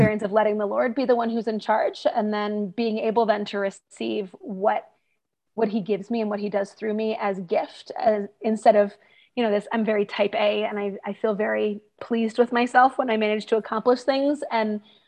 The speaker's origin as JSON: {"language": "English", "region": "outside DC on the Virginia side", "country": "United States", "tie": "born or raised there", "moved": "as an adult", "said": "I grew up outside DC on the Virginia side"}